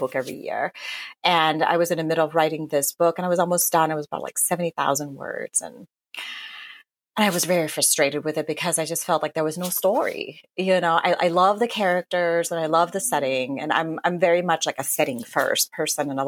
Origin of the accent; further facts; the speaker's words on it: Thailand; moved away; I grew up in Thailand, though I'm not Buddhist